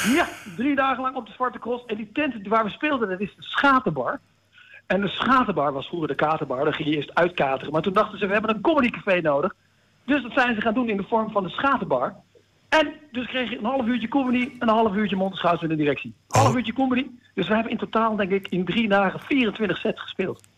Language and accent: Dutch; Deventer, Overijssel, Netherlands; now in Amsterdam, Netherlands; Zoals jullie weten woon ik in Amsterdam, maar ben ik geboren in Deventer.